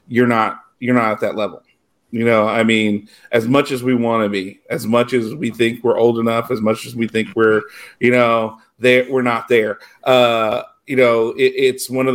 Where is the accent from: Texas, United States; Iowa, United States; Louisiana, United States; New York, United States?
Louisiana, United States; South; I grew up in South Louisiana